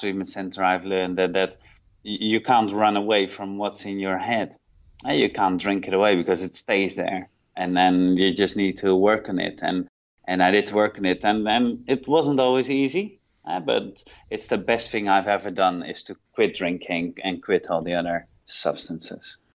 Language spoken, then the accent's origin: English; Netherlands; moved away as an adult; now in Thailand; I'm originally from Holland